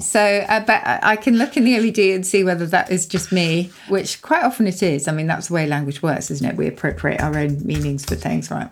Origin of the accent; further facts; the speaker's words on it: Surrey, South East England, United Kingdom; where I grew up in Surrey